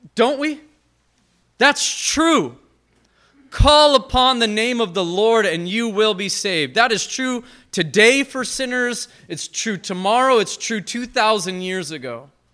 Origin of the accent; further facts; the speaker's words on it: Montana, United States; moved away; I'm from Montana originally